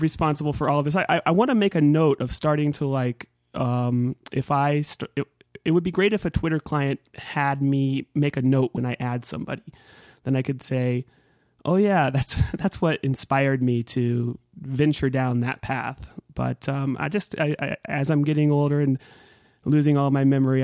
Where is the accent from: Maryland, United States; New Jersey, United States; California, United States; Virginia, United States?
California, United States; Northern; I grew up in Northern California